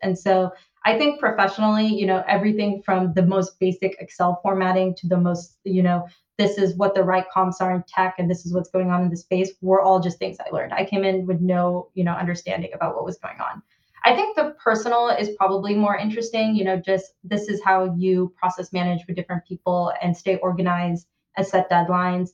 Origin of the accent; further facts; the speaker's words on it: Bay Area, California, United States; moved away as an adult; now in London, United Kingdom; I grew up in the Bay Area